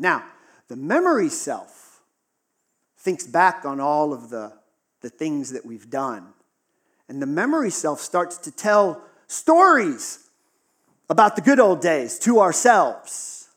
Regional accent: Western Pennsylvania, United States; Western Pennsylvania, we got a lot of snow

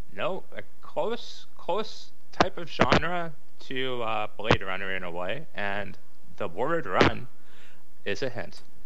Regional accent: Canada; we're Canadian

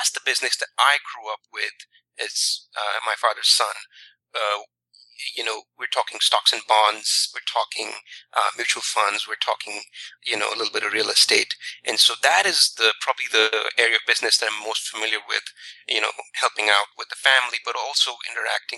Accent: northern India, India; moved away as an adult; also born or lived in San Francisco Bay Area; now in San Francisco, United States; I was born and raised there. I grew up in northern India

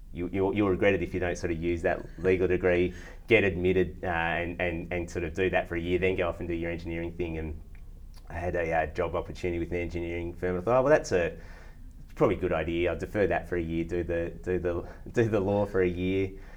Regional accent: Victoria, Australia; also born or lived in various places around Australia; Yeah, so I grew up, my father was in the military, so I spent a chunk of time in Victoria, but got to live in all sorts of places around Australia. And that was great, actually. We lived in lots of rural places

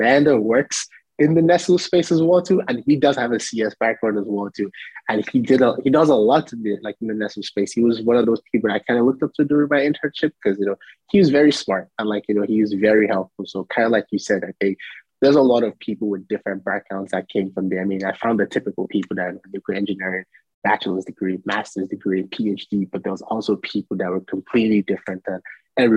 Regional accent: Nigeria; now in United States; growing up in Nigeria where, you know, almost everybody is Black

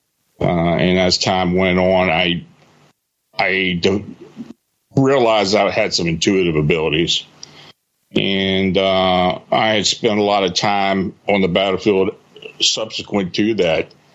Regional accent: Gettysburg, Pennsylvania, United States; I was born and raised near the Gettysburg battlefield, spent a lot of time there as a kid

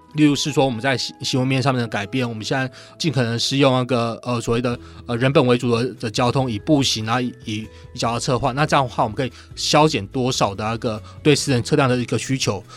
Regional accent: Taiwan; 我们台湾这边

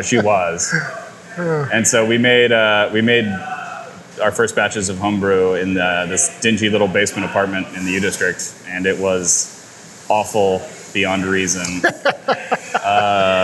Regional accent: Bainbridge Island, Washington, United States; I grew up here on Bainbridge Island and, you know, in the Seattle area

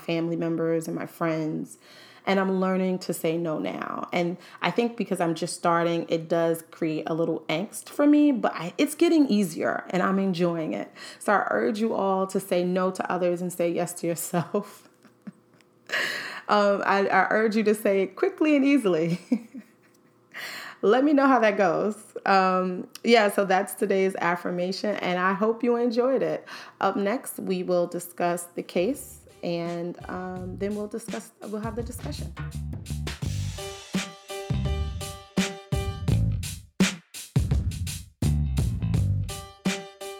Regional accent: New York City, New York, United States; As a Harlem native, I was born and raised in Harlem, New York.

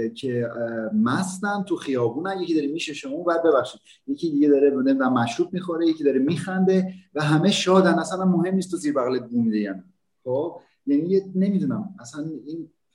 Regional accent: Iran; moved away as an adult; now in Brazil; زمانی که از ایران اومدم

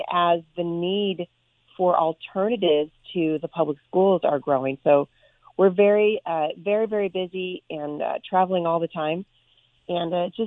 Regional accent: Portland, Oregon, United States; also born or lived in Vancouver, Washington; I grew up in Portland, Oregon, and we live just about 15 minutes from Portland now.

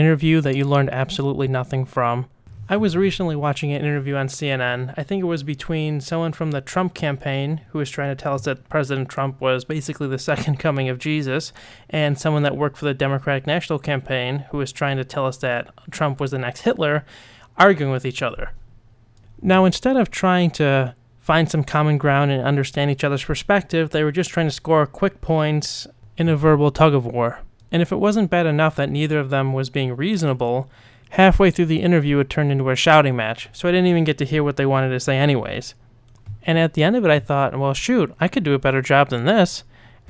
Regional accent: New York, United States; I'm originally from New York State

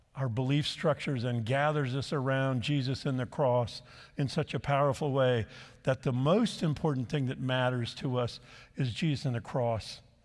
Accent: La Habra, California, United States; I grew up in the Church of the Nazarene in La Habra, California, not far from here

